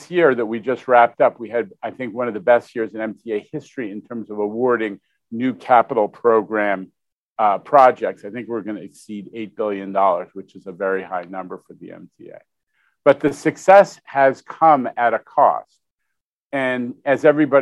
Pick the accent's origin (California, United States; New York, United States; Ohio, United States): New York, United States; New York City; being a New Yorker who lived through the fiscal crisis of the 1970s